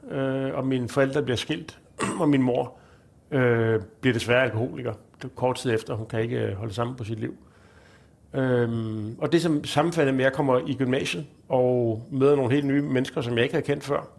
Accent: Zealand, Denmark; Jeg er fra Lolland.

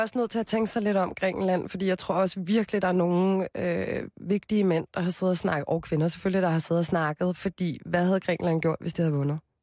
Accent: Copenhagen, Capital Region of Denmark, Denmark; jeg er fra Christianshavn. Født og opvokset

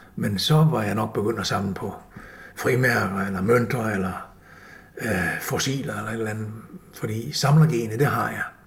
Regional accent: Copenhagen, Capital Region of Denmark, Denmark; Jeg, jeg er født i København, og jeg gik i skole i Vandløse på Kirkebjerg skole

